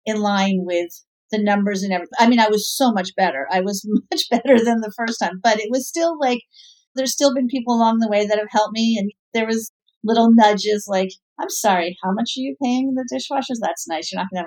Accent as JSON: {"language": "English", "town": "New York City", "region": "New York", "country": "United States", "tie": "born or raised there", "said": "I was raised by hippie, dippy parents in the West Village of New York"}